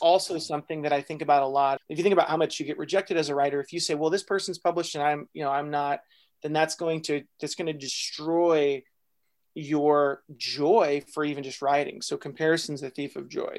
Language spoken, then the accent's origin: English; Texas, United States; I was born in Texas